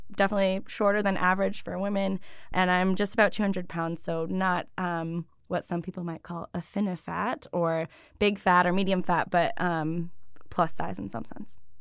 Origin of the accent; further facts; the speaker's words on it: Buffalo, New York, United States; also born or lived in Ithaca, New York; I grew up in different suburbs around Buffalo. I've been in New York State most of my life, other than grad school